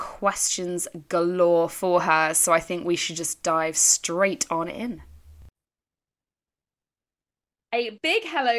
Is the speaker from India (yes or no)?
no; United Kingdom; I think, you know, we're British. We know better at this point to hope for anything.